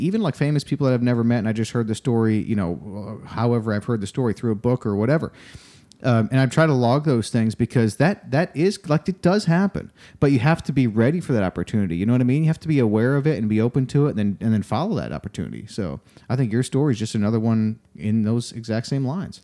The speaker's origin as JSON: {"language": "English", "town": "Rochester", "region": "New York", "country": "United States", "moved": "yes", "lives_now": "Austin, United States", "said": "I'm from Rochester area"}